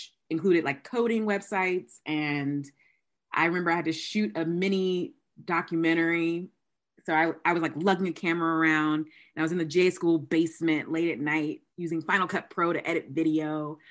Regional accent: Georgia, United States; I'm from Georgia.

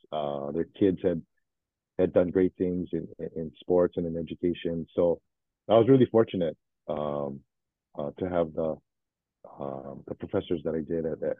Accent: Hawaii, United States; also born or lived in Fort Worth, Texas / Florida; my family lived for a little while in Florida before we moved back home to Hawaii. But pretty much raised in Hawaii the past 53, 54 years, whatever. But yeah, originally born in Texas.

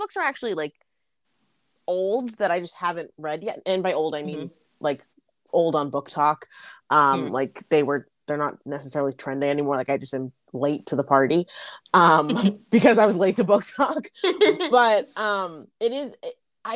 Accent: Boston, Massachusetts, United States; growing up in Boston

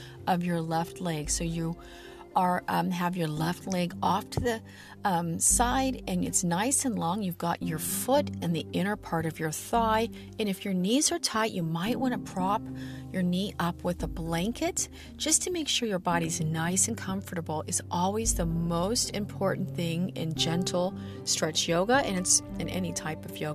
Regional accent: Midwest, United States; I'm from the Midwest

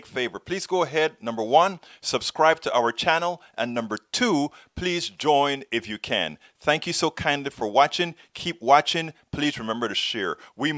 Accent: Panama; now in United States; yo soy panameño también

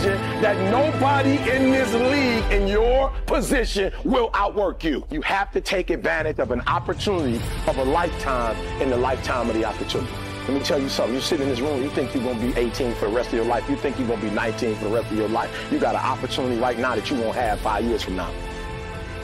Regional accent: Detroit, Michigan, United States; I'm from Detroit, homeless

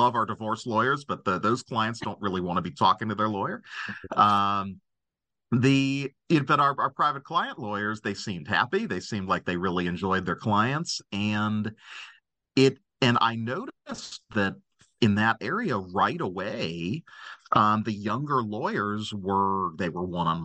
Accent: Cincinnati, Ohio, United States; practicing law in my hometown. I'm from Cincinnati

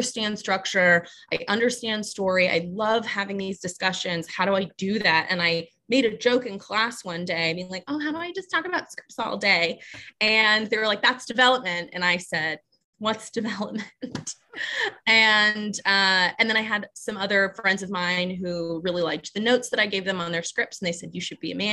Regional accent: Kennesaw, Georgia, United States; moved away as an adult; now in Los Angeles, United States; I grew up outside of Atlanta in a suburb called Kennesaw

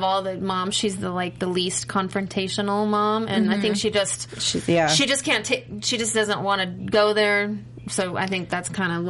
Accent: Missouri, United States; I am from Missouri

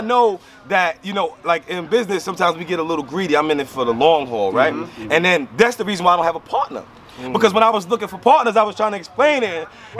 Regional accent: Maryland, United States; Like, yo, I came from Maryland, bro.

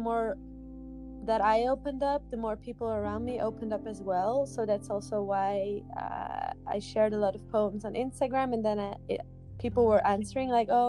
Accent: Netherlands; now in Brussels, Belgium; I live in Brussels in Belgium, Europe. And I come from the Netherlands.

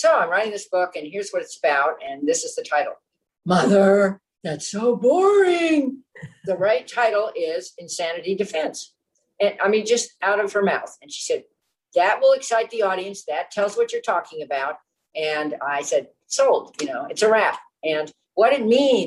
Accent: Los Angeles, California, United States; moved away as an adult; also born or lived in Washington; I grew up in Los Angeles.

